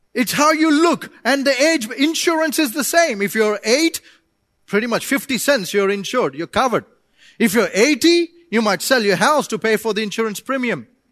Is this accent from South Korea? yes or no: no; India; moved away; I come from India